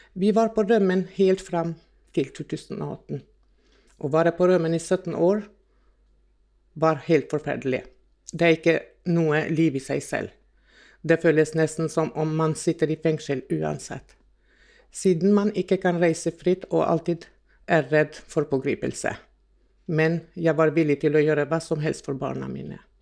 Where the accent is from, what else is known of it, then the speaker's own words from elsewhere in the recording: Kosovo; now in Norway; Jeg er opprinnelig fra Kosovo